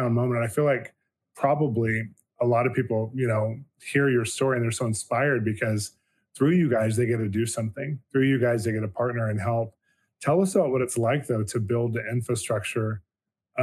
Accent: United States; as an American

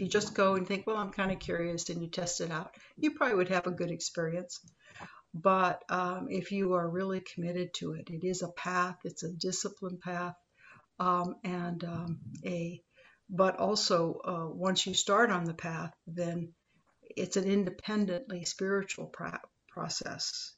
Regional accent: Los Angeles, California, United States; I grew up in Los Angeles

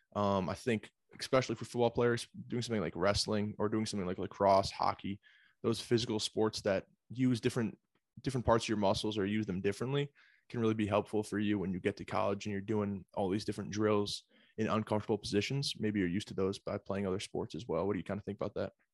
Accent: Pittsford, New York, United States; also born or lived in Buffalo, New York; originally from, uh, Pittsford, Sutherland High School out of Rochester, New York

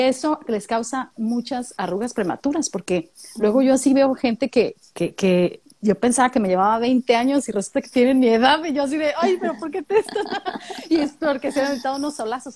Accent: Mexicali, Baja California, Mexico; now in San Luis Potosí, Mexico; Yo vengo de Mexicali, Baja California

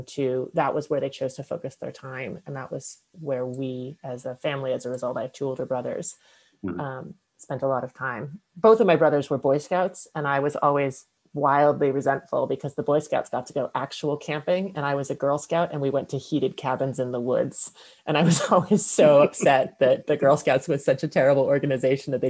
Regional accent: about 20 miles west of Boston, Massachusetts, United States; moved away as an adult; also born or lived in Vermont / Washington, District of Columbia, United States / Maine; now in Scotland; I grew up about 20 miles west of Boston

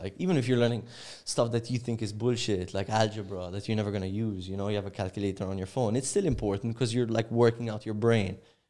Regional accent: Cyprus; I'm from Cyprus.

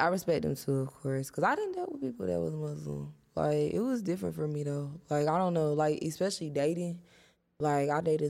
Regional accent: Atlanta, Georgia, United States; born there; No, is it? I was born in Atlanta.

